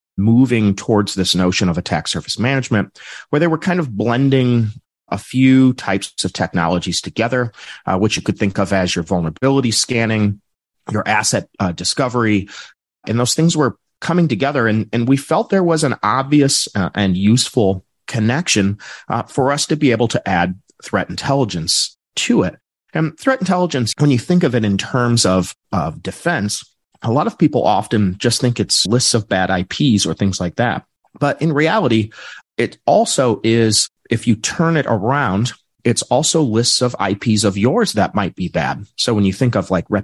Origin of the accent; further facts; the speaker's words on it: Midwest, United States; I'm from the United States in the Midwest